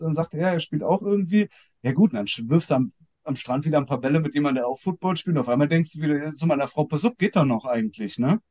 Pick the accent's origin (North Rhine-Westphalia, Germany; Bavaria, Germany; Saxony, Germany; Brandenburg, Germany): North Rhine-Westphalia, Germany; Cologne; also born or lived in Düsseldorf; als gebürtiger Kölner